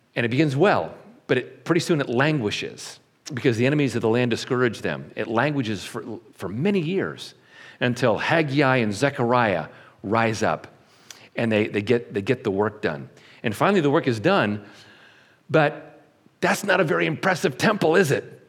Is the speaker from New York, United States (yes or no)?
yes; Syracuse, New York, United States; I was born in Syracuse, New York, in March. And when my mom and dad brought me back home